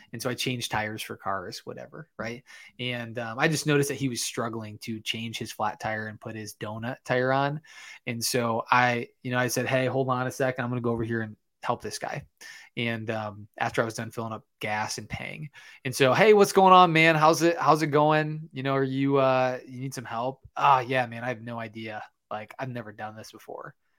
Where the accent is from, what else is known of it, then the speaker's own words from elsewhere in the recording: Michigan, United States; I'm actually from Michigan.